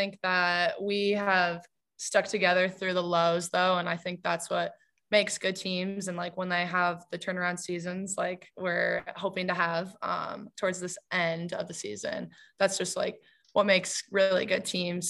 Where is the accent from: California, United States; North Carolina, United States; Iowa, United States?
Iowa, United States; Indianola; also born or lived in Ankeny, Iowa; Moved to Indianola fifth grade was my first year there